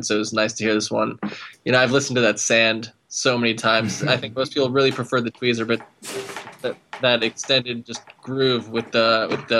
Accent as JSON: {"language": "English", "area": "outside of Cleveland", "region": "Ohio", "country": "United States", "tie": "born or raised there", "said": "I grew up right outside of Cleveland"}